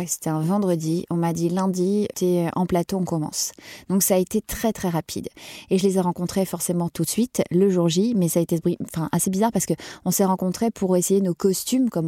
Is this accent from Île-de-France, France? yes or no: no; Lille, Hauts-de-France, France; accent: Ch'ti; je venais de Lille, donc de ma province, avec mon petit accent ch'ti au départ.